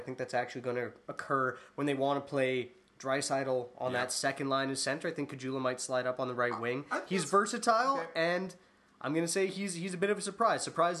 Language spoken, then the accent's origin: English; Canada; Canadians, we're doing things.